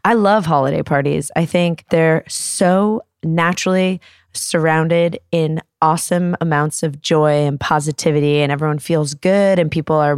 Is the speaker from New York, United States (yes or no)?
yes; New York, United States; it was at the Flaherty's house, which was three doors down from the house I grew up in New York.